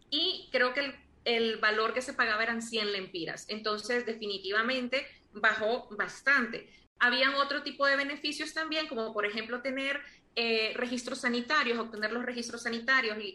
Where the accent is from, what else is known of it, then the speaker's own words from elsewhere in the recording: Honduras; yo como hondureña me siento tremendamente Em, orgullosa de un país que produce uno de los mejores cacaos del mundo.